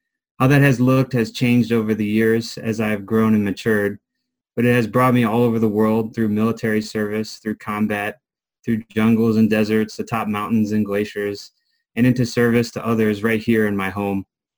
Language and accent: English; Christiansburg, Virginia, United States; I'm from Christiansburg, Virginia, currently, and I'm 29 years old.